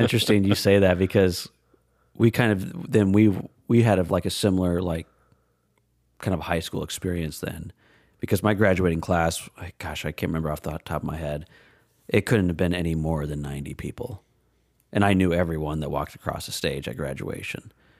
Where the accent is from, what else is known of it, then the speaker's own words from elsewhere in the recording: Des Moines, Iowa, United States; Ironically, growing up in Des Moines area.